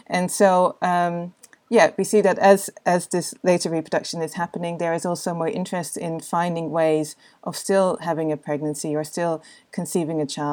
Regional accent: Netherlands; I come from the Netherlands

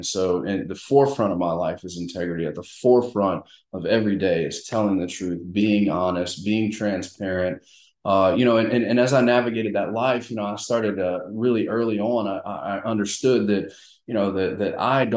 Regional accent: Mandeville, Louisiana, United States; moved away; also born or lived in South Carolina / Texas / Arkansas / Memphis, Tennessee; I'm originally from Mandeville, Covington area

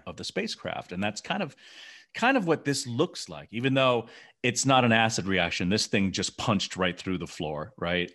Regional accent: Memphis, Tennessee, United States; growing up in Memphis, Tennessee

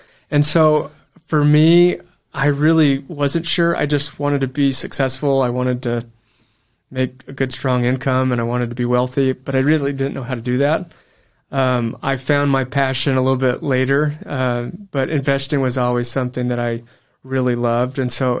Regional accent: Amarillo, Texas, United States; moved away as an adult; Amarillo, Texas.

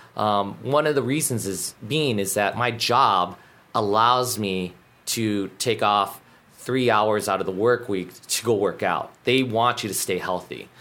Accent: Alaska, United States; moved away as an adult; now in Guam; growing up in Alaska. Um, it's similar like Guam, small community.

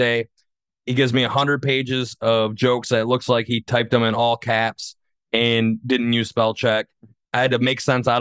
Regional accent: Saginaw, Michigan, United States; I'm from Saginaw

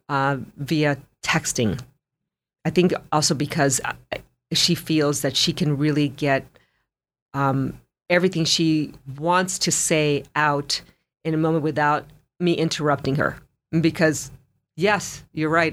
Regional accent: Los Angeles, California, United States; moved away; I grew up in Los Angeles

